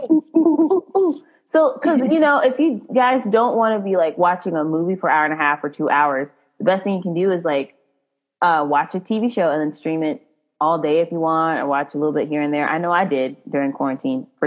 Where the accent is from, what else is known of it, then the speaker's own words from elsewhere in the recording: Frisco, Texas, United States; moved away; I'm from Frisco